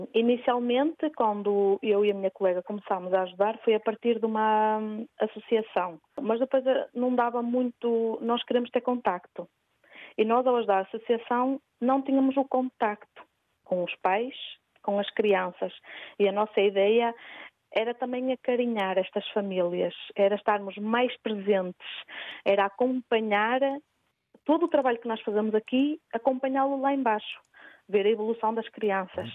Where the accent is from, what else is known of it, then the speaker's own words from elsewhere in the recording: Barcelos, Norte, Portugal; moved away as an adult; now in Switzerland; Eu sou de Barcelos, da terra do Gala